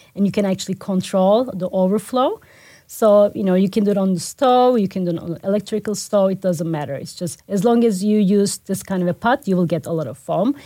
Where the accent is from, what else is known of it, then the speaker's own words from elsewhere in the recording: Turkey; moved away as an adult; the awareness for my home country was very low.